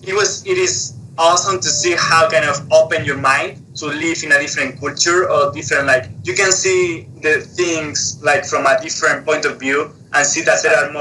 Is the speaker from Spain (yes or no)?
yes; Spain; English is a second language; moved away as an adult; now in United States; So we are originally from Spain, and like 5 years ago, right? Yeah, we moved to Utah to teach, and we are still in Utah.